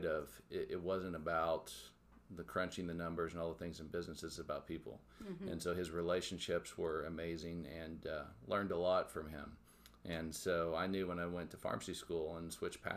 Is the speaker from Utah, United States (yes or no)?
no; Tahlequah, Oklahoma, United States; moved away as an adult; also born or lived in Miami, Oklahoma; now in Joplin, United States; I grew up in Tahlequah, Oklahoma